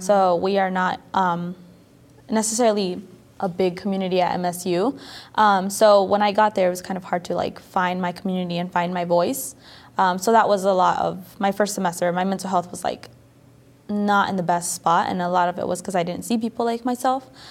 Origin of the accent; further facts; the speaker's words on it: Florida, United States; moved away as an adult; now in Michigan, United States; I'm originally from Florida, so I going to school in Michigan.